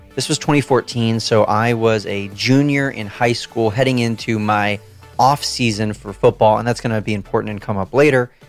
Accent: Southern California, United States; moved away as an adult; also born or lived in Washington, D.C.; I was born and raised in Southern California

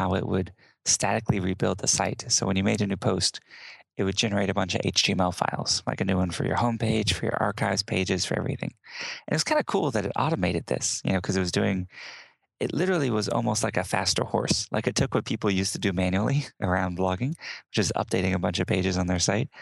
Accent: Houston, Texas, United States; born and raised in Houston, Texas

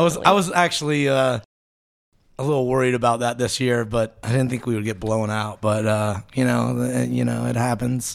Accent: Tampa, Florida, United States; born or raised there; also born or lived in Buffalo, New York

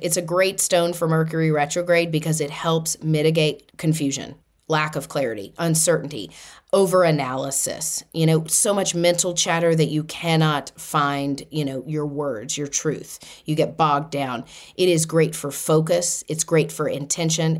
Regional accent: Boston, Massachusetts, United States; I'm from Boston

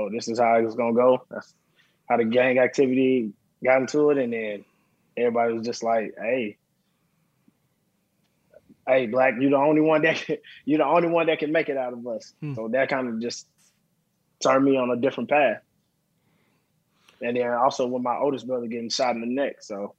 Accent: Dallas, Texas, United States; Dallas, Texas.

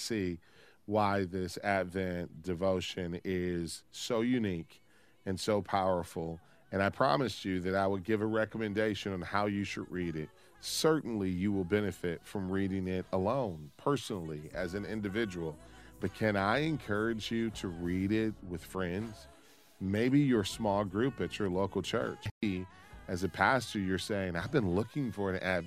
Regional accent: Midwest, United States; being a Midwesterner in America

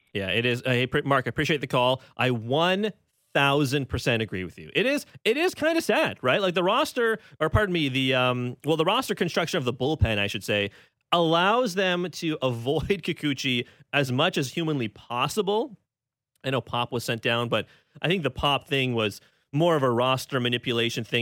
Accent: Toronto, Ontario, Canada; calling in from my hometown of Scarborough.

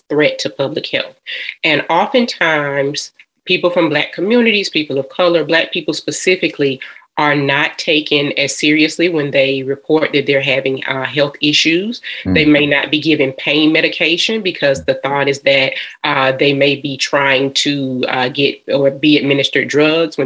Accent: Atlanta, Georgia, United States; I am a Georgia peach. I am from Atlanta, Georgia

